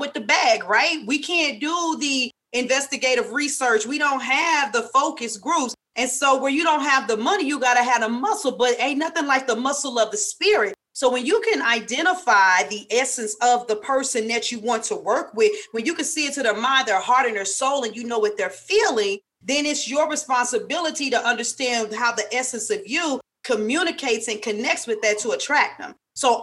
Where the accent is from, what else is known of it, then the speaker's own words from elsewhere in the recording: St. Louis, Missouri, United States; I'm from St. Louis. I may have a little her, there, and care.